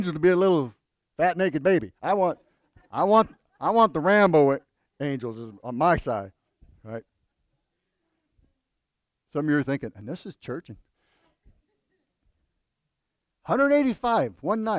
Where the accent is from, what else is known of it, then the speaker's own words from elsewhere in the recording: Buckeye, Arizona, United States; I'm from Buckeye